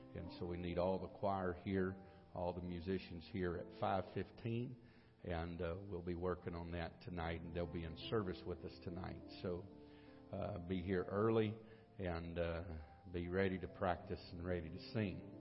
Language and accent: English; United States; I am an American.